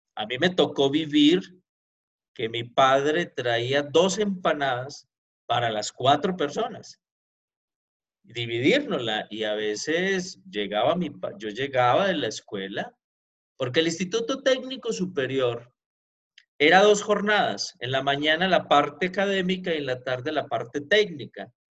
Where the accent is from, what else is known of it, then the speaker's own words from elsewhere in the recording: Pereira, Risaralda, Colombia; moved away as an adult; now in Mexico; Yo soy de la ciudad de Pereira, Colombia